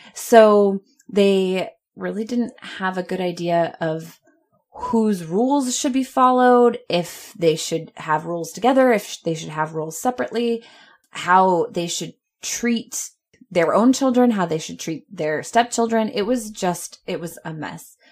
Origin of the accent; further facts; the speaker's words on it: Clearwater, Florida, United States; also born or lived in Orlando, Florida; when we would come back home to Clearwater